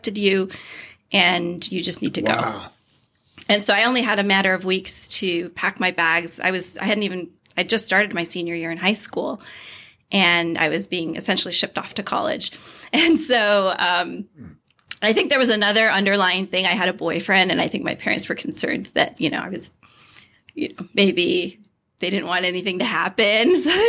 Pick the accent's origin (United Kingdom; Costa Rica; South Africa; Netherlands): Costa Rica; also born or lived in El Salvador; now in United States; I was born in Costa Rica. So it's a small country in Central America.